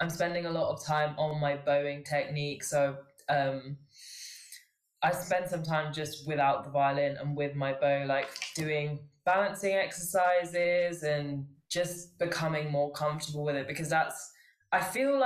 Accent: London, United Kingdom; I was born in London. I've lived in England my whole life, but my family is Sri Lankan

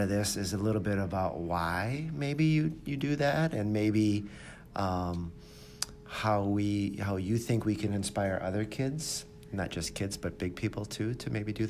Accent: Canada; moved away; I grew up in Canada

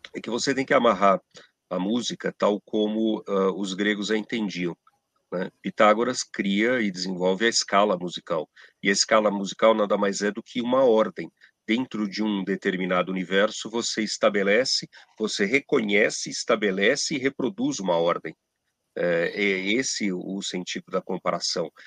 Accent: Brazil; nós somos brasileiros

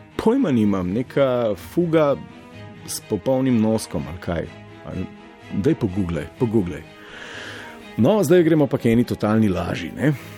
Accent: Slovenia

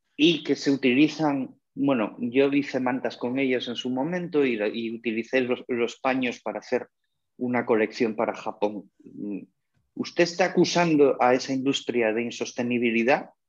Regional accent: Asturias, Spain; soy asturiano

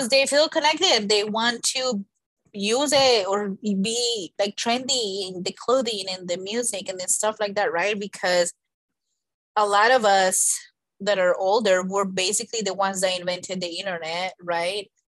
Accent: Colombia; moved away; I was born in Colombia

